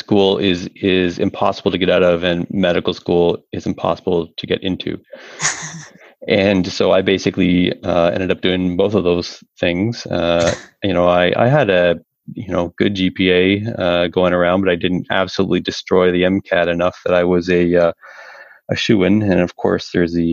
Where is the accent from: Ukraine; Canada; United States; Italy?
Canada; Toronto, Ontario; moved away as an adult; now in Alberta, Canada; I'm originally from the Toronto area. Had something of a blue-collar upbringing